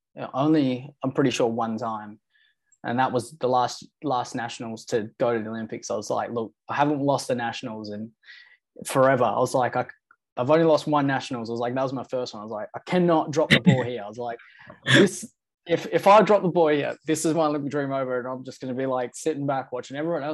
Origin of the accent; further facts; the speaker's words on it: Noongar, Western Australia, Australia; I introduce myself as a Noongar man first and foremost